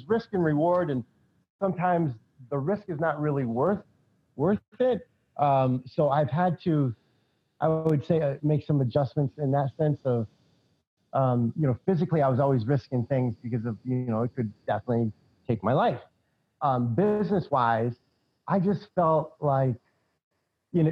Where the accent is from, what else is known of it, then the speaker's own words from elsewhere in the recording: New England, United States; also born or lived in California; I'm from New England